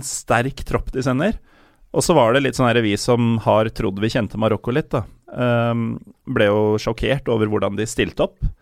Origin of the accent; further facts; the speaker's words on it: Norway; jeg er norsk, jeg. Jeg er herfra, og foreldra mine er herfra